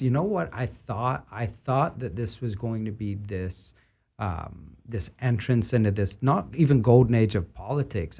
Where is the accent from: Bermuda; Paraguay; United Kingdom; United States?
United Kingdom; Scotland; moved away; growing up in Scotland